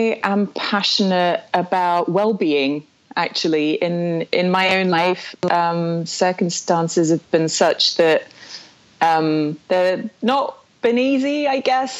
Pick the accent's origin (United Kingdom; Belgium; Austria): Belgium; also born or lived in South Africa / France; I was born in Belgium, actually. I'm half British, half Belgian, as you know.